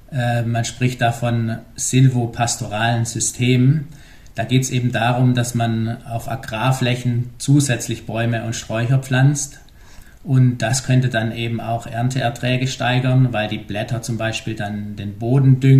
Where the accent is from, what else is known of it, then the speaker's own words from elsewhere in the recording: Germany; Und da wir uns als Deutsche, sage ich mal, meistens nicht so gut vorstellen können, wie groß Australien ist